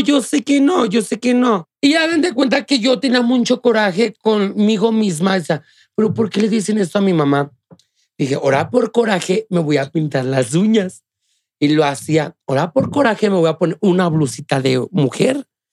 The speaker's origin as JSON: {"language": "Spanish", "region": "Guanajuato", "country": "Mexico", "tie": "born or raised there"}